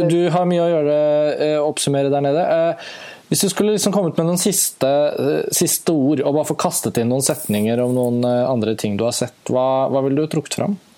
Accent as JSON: {"language": "Norwegian", "country": "Norway"}